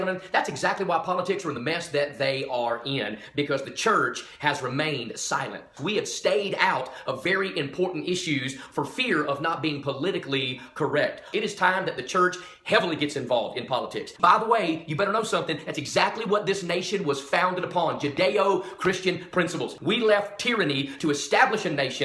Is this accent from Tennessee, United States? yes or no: yes; Tennessee, United States; I love my home state of Tennessee